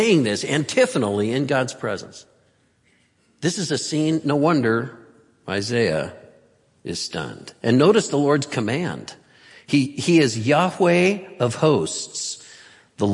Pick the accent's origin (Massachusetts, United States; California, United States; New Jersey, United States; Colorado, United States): California, United States; Santa Cruz; I'm from Santa Cruz and get earthquakes down there a lot